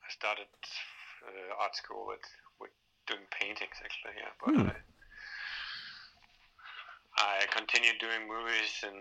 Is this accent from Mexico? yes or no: no; Denmark; English is a second language; also born or lived in Germany; now in Berlin, Germany; I was born here, but I was raised in Denmark, which is a little bit mm-hmm. up north. But then I, I moved back to, to Berlin